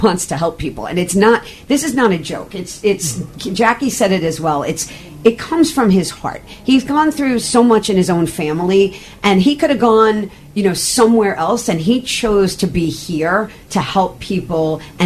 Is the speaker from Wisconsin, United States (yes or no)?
no; New Yorker, United States; I'm a New Yorker through